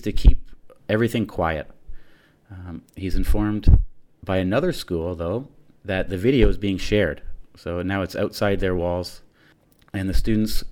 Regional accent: Ontario, Canada; Being Canadian and living in that area myself

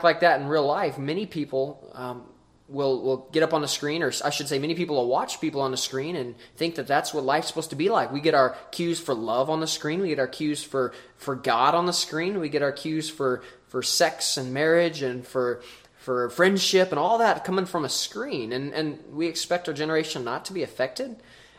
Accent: Lewistown, Montana, United States; born and raised in Lewistown, Montana, Big Sky Country.

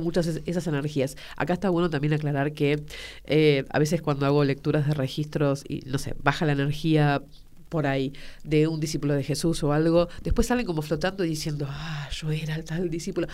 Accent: Tucumán, Argentina; also born or lived in Buenos Aires; yo nací en Buenos Aires, pero me fui a vivir a Tucumán

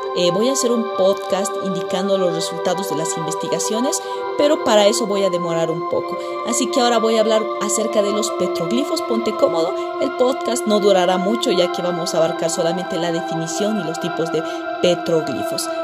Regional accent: Bolivia; Yo como boliviana

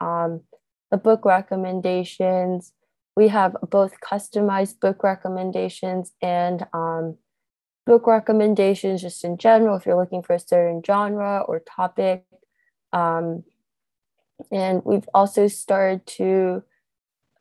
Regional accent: New Jersey, United States; in my home state, New Jersey

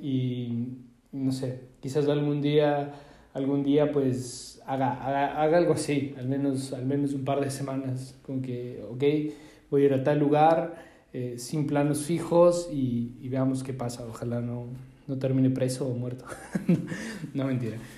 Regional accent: Ecuador; Yo de Ecuador

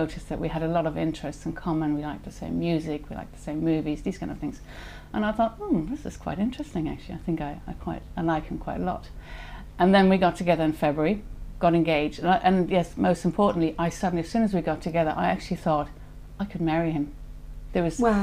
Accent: Germany; moved away as an adult; also born or lived in Switzerland / Paris / Mauritius / Singapore; I was born in Germany in 1969. I went to school there, finished school, and then left

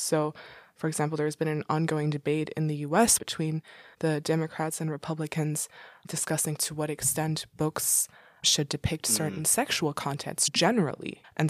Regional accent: Dubai, United Arab Emirates; Growing up in the Middle East in Dubai, I remember we had some kind of biology class, and I was going to an international school.

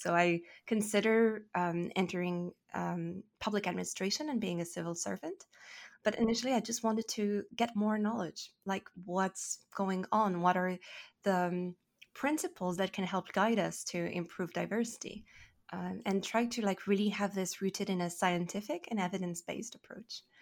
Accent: Paris, Île-de-France, France; English is a second language; moved away as an adult; now in Toronto, Canada; from France. I'm from Paris

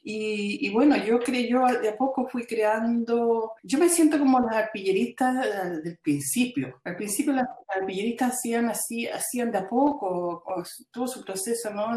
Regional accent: Chile; now in Belgium; yo salí eh, de Chile en el año 73, eh, luego en el 78 recién pudimos entrar a Chile

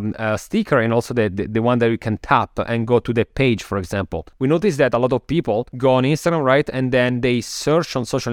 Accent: Milan, Lombardy, Italy; English is a second language; moved away as an adult; also born or lived in Copenhagen, Denmark; now in New York, United States; So I'm originally from Milano, Italy, as people can hear from my accent. After like living there for a long time, when I was around, what was it, maybe 23 or something like that, then I moved to Copenhagen in Denmark, so in Scandinavia, where I studied my master's

